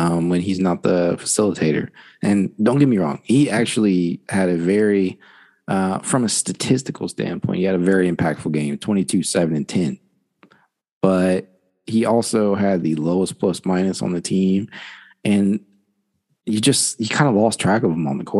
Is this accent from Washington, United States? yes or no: no; Dayton, Ohio, United States; Dayton, you know, my hometown